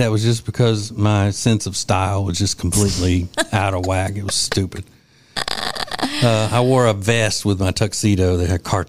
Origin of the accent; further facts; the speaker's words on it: Winfield, Louisiana, United States; As they say in my hometown of Winfield, Louisiana